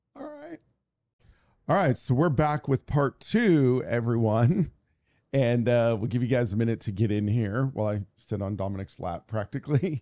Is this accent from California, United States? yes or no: yes; Santa Monica, California, United States; Santa Monica is my hometown